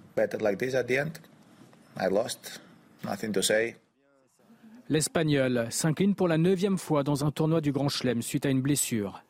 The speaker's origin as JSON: {"language": "French", "town": "Paris", "region": "Île-de-France", "country": "France", "tie": "born or raised there", "moved": "yes", "lives_now": "United States", "said": "Quand j'ai grandi, il n'y avait pas de match euh, comme ça qui était à Paris"}